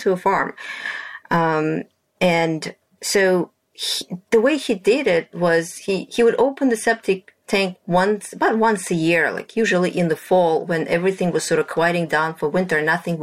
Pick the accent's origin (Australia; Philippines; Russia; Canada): Russia; moved away; I grew up in Russia in my grandfather's farm.